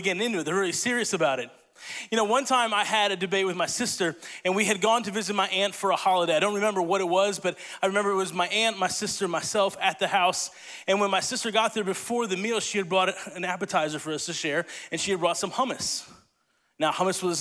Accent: Italy; moved away; I grew up in Italy

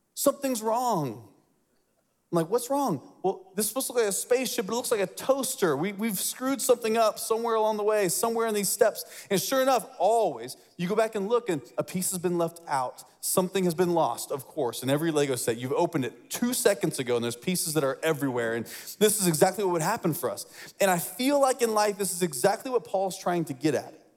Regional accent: Lafayette, Indiana, United States; I grew up in Indiana

